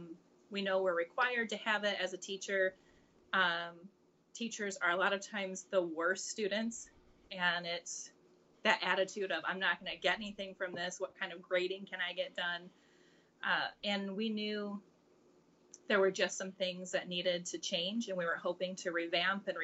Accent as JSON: {"language": "English", "region": "Central Illinois", "country": "United States", "said": "I am from Central Illinois."}